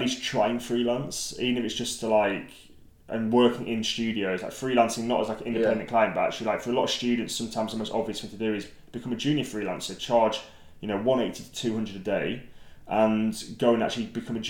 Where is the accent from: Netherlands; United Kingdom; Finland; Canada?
United Kingdom; Lake District, North West England; I grew up in the Lake District